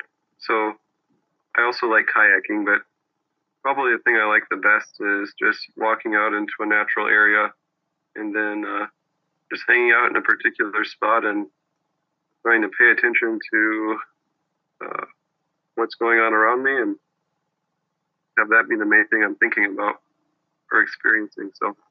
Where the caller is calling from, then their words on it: Bloomington, Indiana, United States; I'm in Bloomington, Indiana.